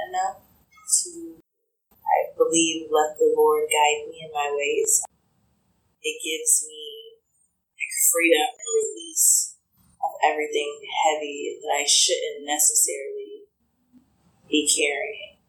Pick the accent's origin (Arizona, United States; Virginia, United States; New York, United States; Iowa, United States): Iowa, United States; Des Moines; I grew up in Des Moines on the northwest side